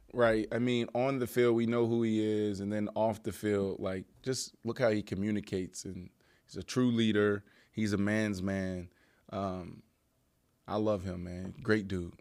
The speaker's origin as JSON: {"language": "English", "town": "Pittsburgh", "region": "Pennsylvania", "country": "United States", "said": "I'm from East Liberty"}